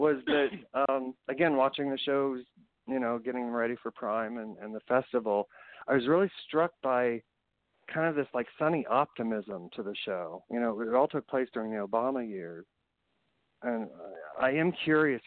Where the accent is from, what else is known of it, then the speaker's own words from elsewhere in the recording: Indiana, United States; moved away as an adult; also born or lived in San Francisco, California; now in Culver City, United States; me as a wannabe gay actor growing up in Indiana